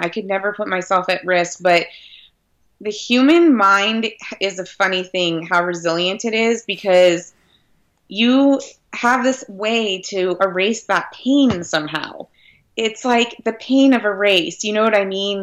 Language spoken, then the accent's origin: English; Redlands, California, United States; my hometown community